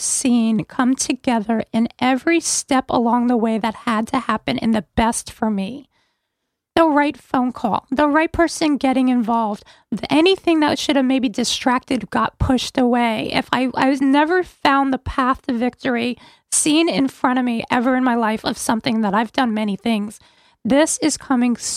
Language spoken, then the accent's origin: English; New York City, New York, United States; also born or lived in Branford; now in Connecticut, United States; I grew up in New York City